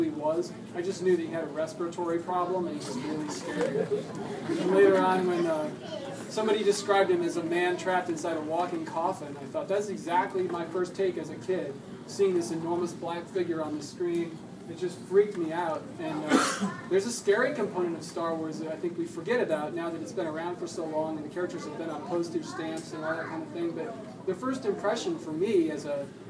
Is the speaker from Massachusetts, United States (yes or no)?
no; Michigan, United States; moved away; I'm from Michigan, where it snowed a lot in the wintertime